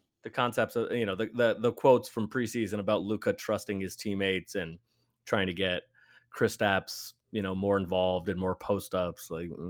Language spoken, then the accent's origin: English; San Francisco, California, United States; I grew up in San Francisco.